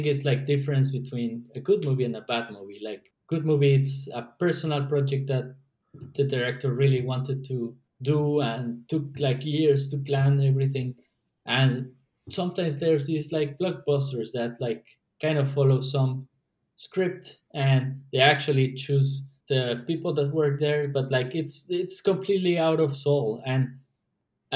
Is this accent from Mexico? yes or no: yes; Mexico; moved away; we're from Mexico